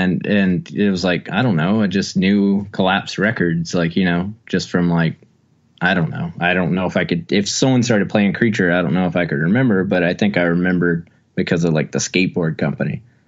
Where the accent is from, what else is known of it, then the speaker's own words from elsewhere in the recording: Wilmington, North Carolina, United States; It's like growing up in Wilmington, North Carolina, it was, you kind of just went to shows, like you know, so you just kind of went to anything.